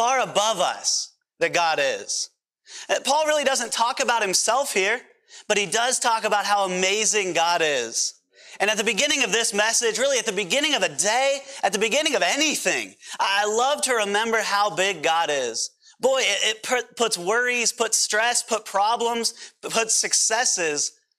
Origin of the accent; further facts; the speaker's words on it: Pennsylvania, United States; accent: PA accent; moved away; I'm from Pennsylvania originally